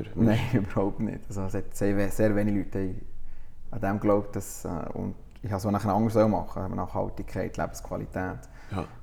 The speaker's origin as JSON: {"language": "German", "country": "Italy", "said": "als Italiener habe ich mit dem ein aufgewachsen, mit Kaffee und so."}